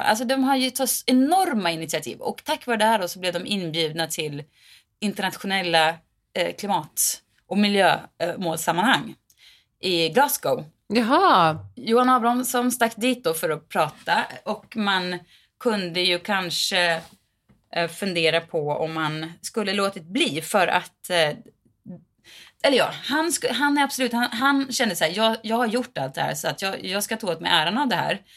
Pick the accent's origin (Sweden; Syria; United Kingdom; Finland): Sweden; Mariestad, Västra Götaland; I min hemstad, Mariestad